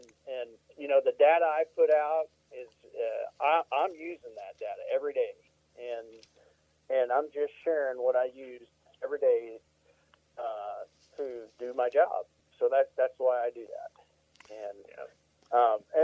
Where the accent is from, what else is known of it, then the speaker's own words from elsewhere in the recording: Missouri, United States; now in Iowa, United States; I'm from Missouri